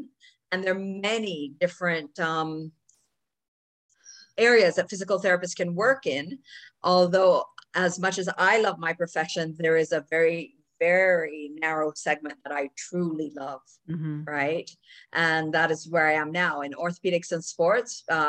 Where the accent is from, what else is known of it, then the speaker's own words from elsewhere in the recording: Jamaica; now in Toronto, Canada; I grew up in the tropics, actually. I grew up in Jamaica